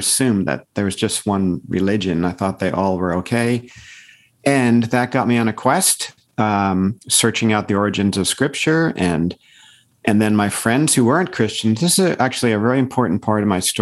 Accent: Paramus, New Jersey, United States; moved away as an adult; also born or lived in Colorado; now in Santa Cruz, United States; I was raised in Paramus, New Jersey, which is in a suburb of New York City

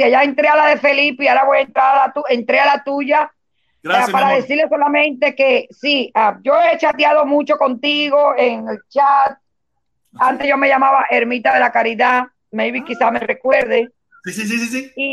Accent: Cuba; somos cubanos y todos tenemos que ponernos del lado de la verdad y todos tenemos que tener una Cuba para todos nosotros.

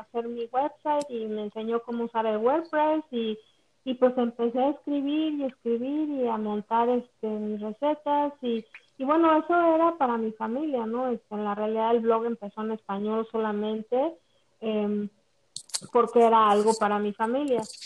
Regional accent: Mexico; moved away as an adult; now in Orlando, United States; soy originalmente de México, toda mi vida la, la viví en México

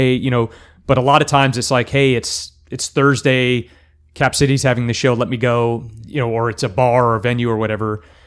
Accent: El Paso, Texas, United States; moved away as an adult; now in Central Texas, United States; I am from El Paso

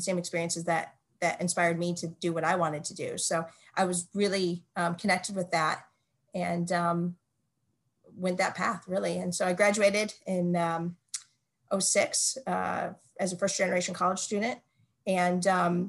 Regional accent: Flint, Michigan, United States; moved away; I'm from Michigan originally. I'm from Flint, Michigan

